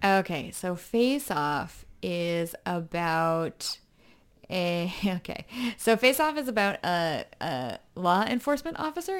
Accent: United States; I'm American

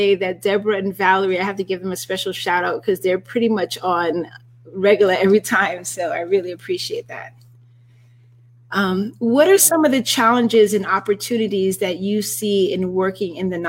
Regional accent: United States; I'm like, I am American

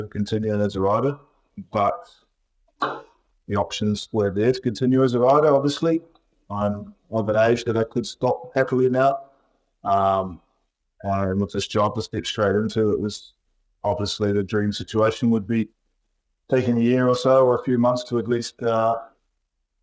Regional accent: Timaru, Canterbury, New Zealand; moved away; I'm in Timaru, New Zealand, in my hometown

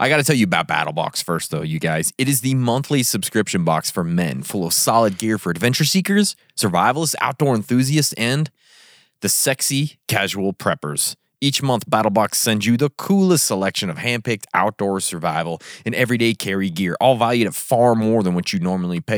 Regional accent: Kamas, Utah, United States; also born or lived in Vernal, Utah; I grew up in a place called Camas, Utah

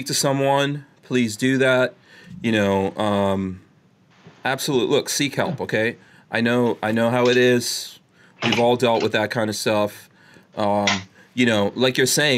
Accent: New York City, New York, United States; moved away; I grew up in New York City, and I worked in Manhattan

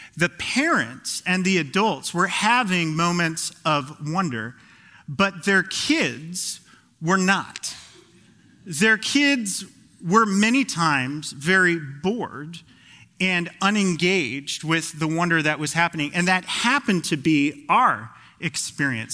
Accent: Phoenix, Arizona, United States; moved away as an adult; now in Pacific Northwest, United States; I'm a transplant from Phoenix, Arizona, the Valley of the Sun

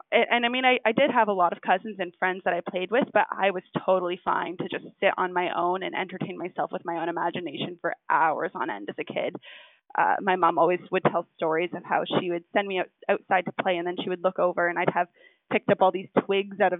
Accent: New Brunswick, Canada; moved away; where I grew up in New Brunswick was like right next to the bridge.

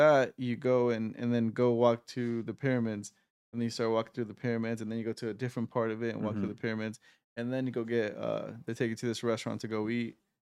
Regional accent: United States; obviously I'm American

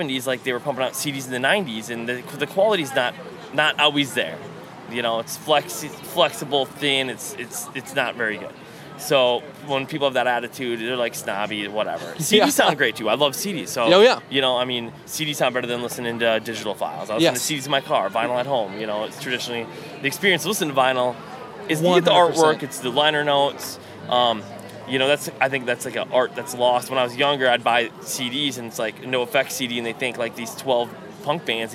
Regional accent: Mankato, Minnesota, United States; I grew up in Mankato, Minnesota.

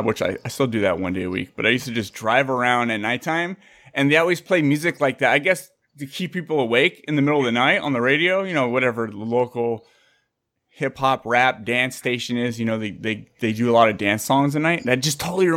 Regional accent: San Jose, California, United States; I grew up in San Jose, Santa Clara.

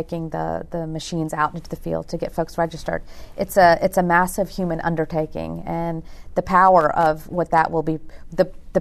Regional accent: Virginia, United States; moved away; I'm born and raised in Virginia, but my parents are from India

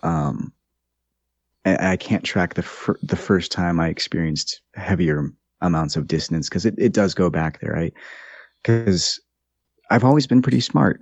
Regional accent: United States; also born or lived in Brazil; I grew up in the United States

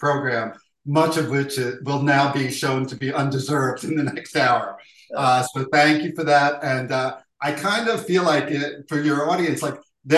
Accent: New York City, New York, United States; also born or lived in Manhattan; I was born in a hospital in Manhattan, but I was raised in Queens

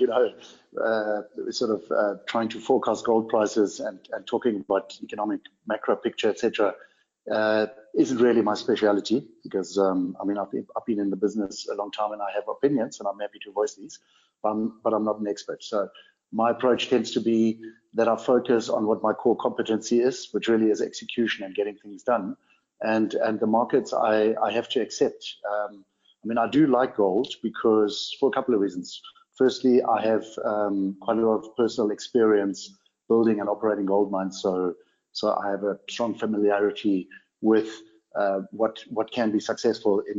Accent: Namibia; accent: a bit of a blend; I was born on a ranch in Namibia and I grew up here.

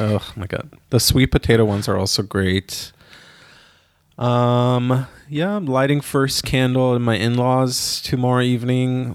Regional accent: Israel; now in Germany; I grew up in Israel

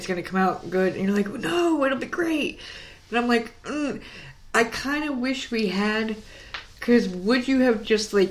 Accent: the North, United States; moved away; We were raised in the North

